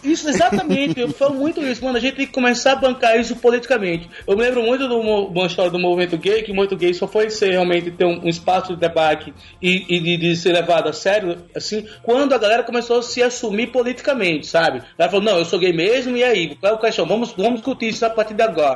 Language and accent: Portuguese; Maceió, Alagoas, Brazil; Eu sou de Maceió, sou de Alagoas, né? E eu estava no colégio do ensino médio lá